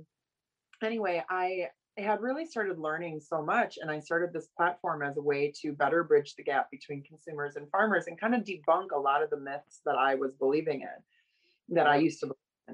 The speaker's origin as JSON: {"language": "English", "town": "Oshkosh", "region": "Wisconsin", "country": "United States", "tie": "born or raised there", "also_born_or_lived": "Los Angeles", "moved": "as an adult", "said": "I grew up around agriculture from Oshkosh, Wisconsin, my hometown."}